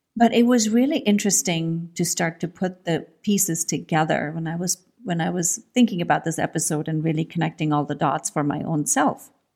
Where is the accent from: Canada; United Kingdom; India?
India; moved away as an adult; I grew up in India. I was born in India, and I grew up, I mean, I spent my first, the first twenty years of my life in India